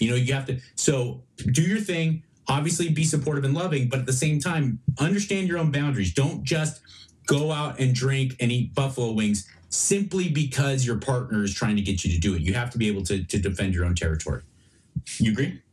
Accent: Los Angeles, California, United States; moved away as an adult; now in Texas, United States; about Los Angeles and Venice because I grew up there

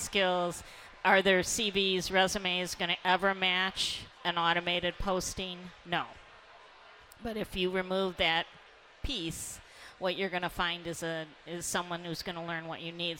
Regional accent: Detroit, Michigan, United States; I grew up in Detroit

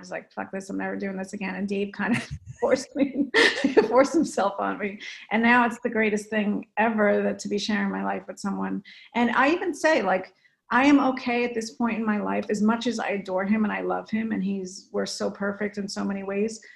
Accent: New Jersey, United States; now in California, United States; I'm from North

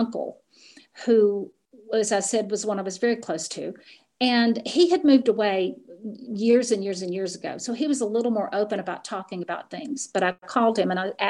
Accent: Appalachian Mountains, United States; I grew up in the Appalachian Mountains, and it is very, very close knit in those regions.

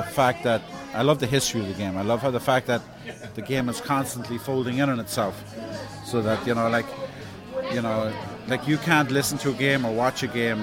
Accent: Ireland; now in New York, United States; I grew up in Ireland

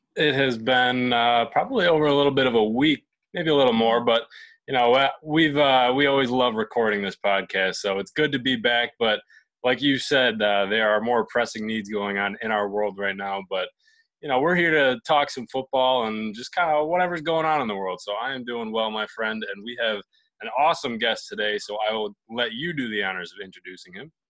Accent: Buffalo, New York, United States; my hometown in Buffalo, New York

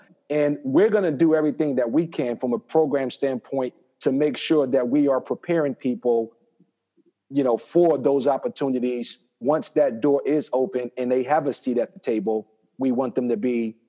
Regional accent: Newark, New Jersey, United States; moved away as an adult; also born or lived in Iowa; As a young Black boy growing up in Newark, New Jersey

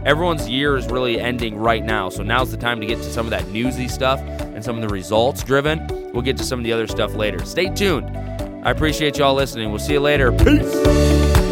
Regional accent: United States; being an American and not knowing Italian.

